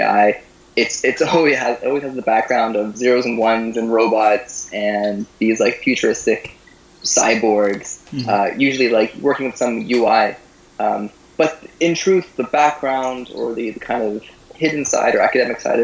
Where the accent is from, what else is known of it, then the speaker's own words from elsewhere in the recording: Guelph, Ontario, Canada; also born or lived in Moscow; I'm from the area. I grew up in Guelph and went to do my high school there